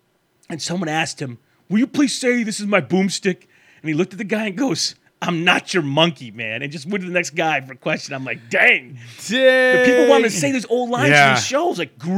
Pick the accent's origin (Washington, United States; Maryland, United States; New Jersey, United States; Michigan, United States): Michigan, United States; I grew up in Michigan, and Raimi gave him his chance to be in movies.